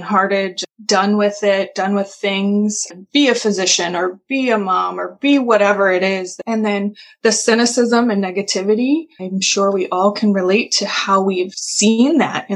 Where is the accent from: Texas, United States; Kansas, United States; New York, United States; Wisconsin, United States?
Kansas, United States; Kansas area, United States; also born or lived in Michigan; I am from the Kansas area